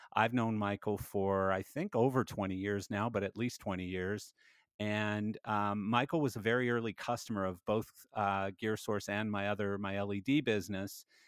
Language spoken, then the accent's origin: English; Calgary, Alberta, Canada; now in Canmore, Canada; I came from Calgary and, and, uh, I wanted sort of another place, but I wanted it to be close to my home because I still have family here